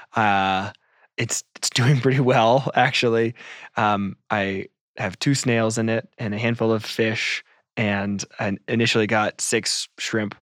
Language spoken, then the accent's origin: English; United States